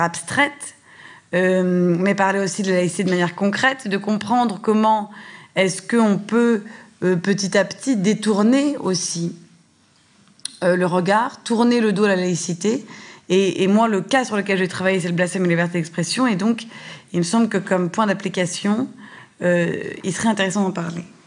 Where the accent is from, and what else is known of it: France